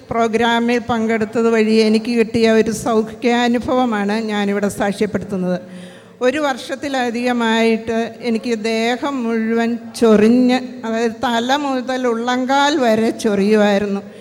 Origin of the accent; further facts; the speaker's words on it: Moolamattom, Kerala, India; ഞാൻ Moolamattom Lourdes mount ഇടവകയിൽ നിന്നാണ് വരുന്നത്